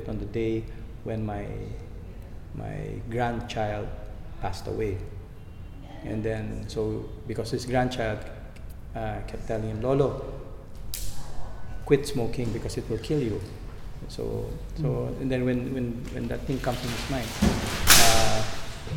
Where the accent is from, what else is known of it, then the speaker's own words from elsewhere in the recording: Philippines; tayo mga Pilipino, we're closely knit